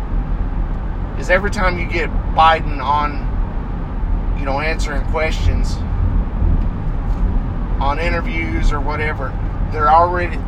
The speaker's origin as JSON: {"language": "English", "country": "United States", "tie": "born or raised there", "said": "I'm an American citizen, born and raised in the United States"}